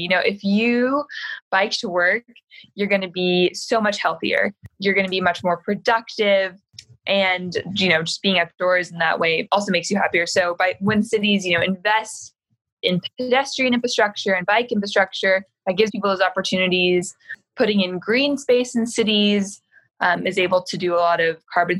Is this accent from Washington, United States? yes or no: yes; Seattle, Washington, United States; growing up in Seattle in the outdoors.